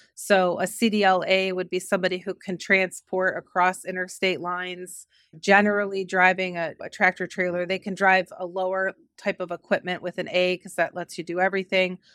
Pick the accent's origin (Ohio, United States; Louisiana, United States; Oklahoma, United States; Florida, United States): Ohio, United States; Cleveland; I grew up in Cleveland, Ohio